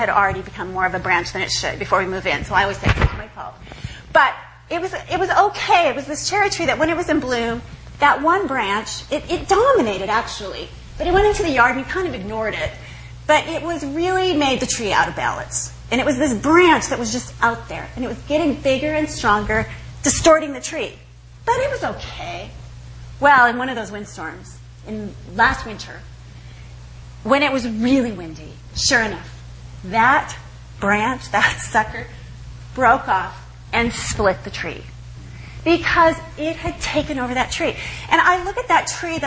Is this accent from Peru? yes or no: no; Eastern Washington, United States; I grew up in Eastern Washington